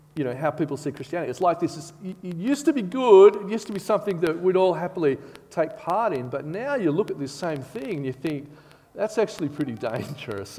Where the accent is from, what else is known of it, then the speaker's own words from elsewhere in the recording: Bathurst, New South Wales, Australia; now in Canberra, Australia; I grew up in Bathurst